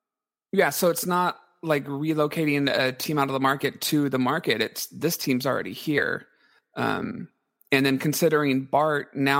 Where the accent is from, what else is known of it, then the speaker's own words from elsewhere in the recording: San Jose, California, United States; I grew up in San Jose, so I'm partial to San Jose.